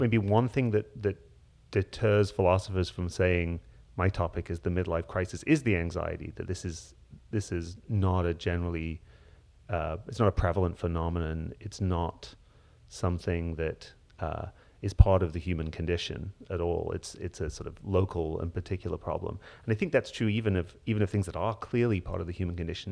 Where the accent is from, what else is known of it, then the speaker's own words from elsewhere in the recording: Hull, Yorkshire and the Humber, United Kingdom; I grew up in Hull in northeast England, in Yorkshire